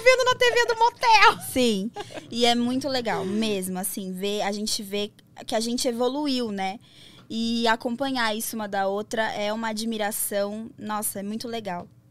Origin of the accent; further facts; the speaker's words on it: São Paulo, Brazil; Eu tenho 27 anos, sou de São Paulo